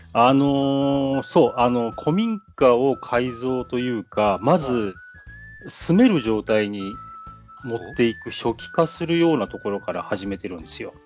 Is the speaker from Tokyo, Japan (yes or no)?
yes; Tokyo, Japan; moved away as an adult; also born or lived in Hiroshima / Okayama; now in Kagoshima, Japan; 東京、僕東京生まれなんですけど、はい、生まれてから実家にいたのは20歳までで